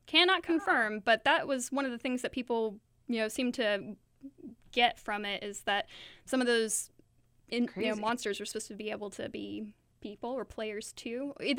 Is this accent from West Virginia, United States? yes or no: yes; Point Pleasant, West Virginia, United States; born there; I was born in Point Pleasant in West Virginia.